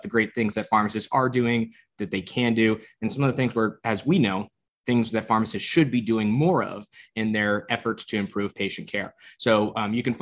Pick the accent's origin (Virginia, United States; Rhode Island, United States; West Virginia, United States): Rhode Island, United States; Narragansett; I was born and raised in Narragansett, Rhode Island